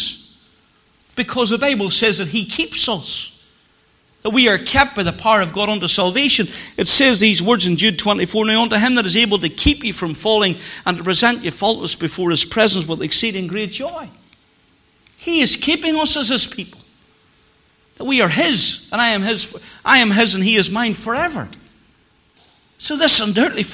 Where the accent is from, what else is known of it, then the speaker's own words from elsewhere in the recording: Moneymore, Northern Ireland, United Kingdom; Whenever I was a cub growing up in Moneymoor, we lived in the Northland, beside where John Boyce had the filling station, and that's where my parents still live to this day